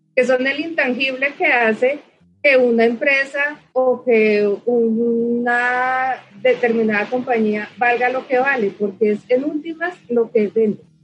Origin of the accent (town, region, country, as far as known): Colombia